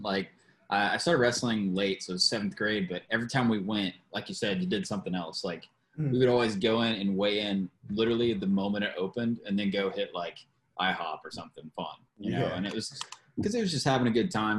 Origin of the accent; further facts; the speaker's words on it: Georgia, United States; moved away; I'm from Georgia, and everywhere in Georgia, like, deer hunting is, like, the thing